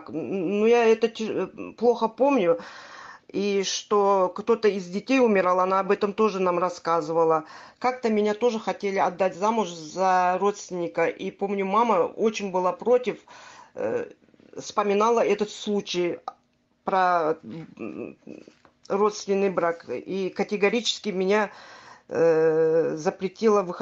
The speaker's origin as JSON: {"language": "Russian", "region": "Crimea", "country": "Ukraine", "said": "Э, я крымчанка. Вы правильно сказали, я крымчанка. Э, живу в Крыму, в Симферополе."}